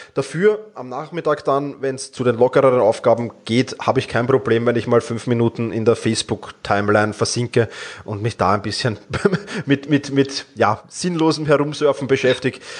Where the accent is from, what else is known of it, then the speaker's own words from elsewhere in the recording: Vienna, Austria; ich komme aus Wien